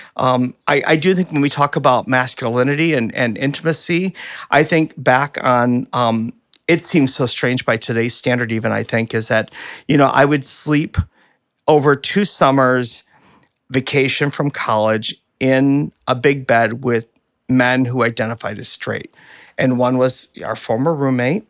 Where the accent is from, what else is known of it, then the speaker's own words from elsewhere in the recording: Flint, Michigan, United States; growing up in Flint